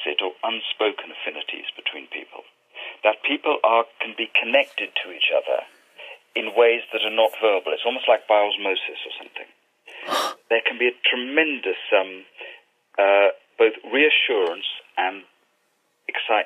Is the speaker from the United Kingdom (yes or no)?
yes; England, United Kingdom; as an English Jew, an attempt to sort of disidentify from being English or being British